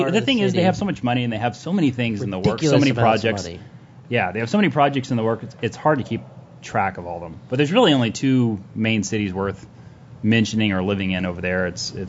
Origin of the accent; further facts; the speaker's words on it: Texas, United States; also born or lived in Albuquerque, New Mexico / Dubai; I'm from Texas. Worked out in Texas as an instructor, and then just got back from Dubai, where I spent the last 14 months working over there as an instructor